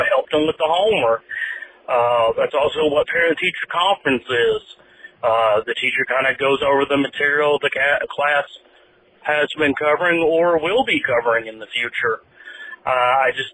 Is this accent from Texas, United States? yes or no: no; Tennessee, United States; my home state is Tennessee. I grew up there, was educated there